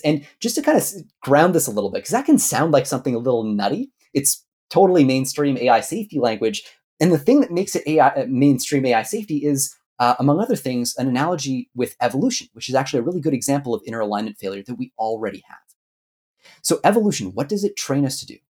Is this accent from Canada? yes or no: yes; Canada; I'm Canadian. I was gonna say I'm Canadian originally